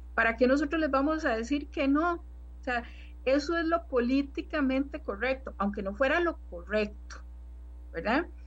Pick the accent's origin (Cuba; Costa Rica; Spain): Costa Rica; como costarricense